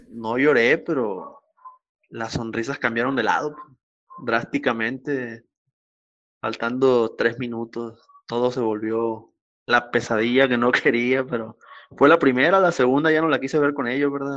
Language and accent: Spanish; Mazatlán, Sinaloa, Mexico; also born or lived in Coyotitán, Sinaloa / Culiacán; mi infancia en Coyotitán fueron los primeros tres años que no lo recuerdo, después aquí en Mazatlán y desde entonces aquí en la ciudad